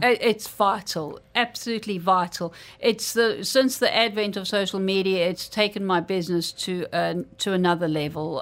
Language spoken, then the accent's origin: English; South Africa; now in Dubai, United Arab Emirates; where I grew up in South Africa